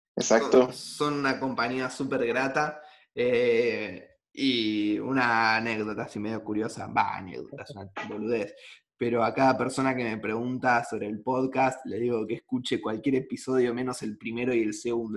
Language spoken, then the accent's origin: Spanish; Argentina; soy argentino